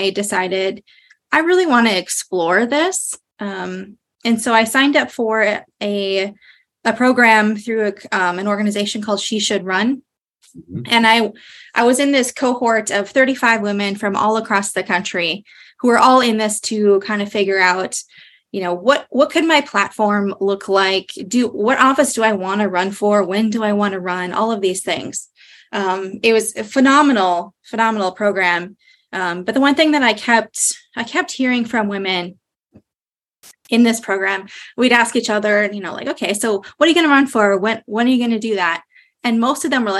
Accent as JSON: {"language": "English", "town": "Moorhead", "region": "Minnesota", "country": "United States", "tie": "born or raised there", "said": "I am from Moorhead, Minnesota. That's where I am on city council. Love being on the side of the river, Minnesotan my whole life"}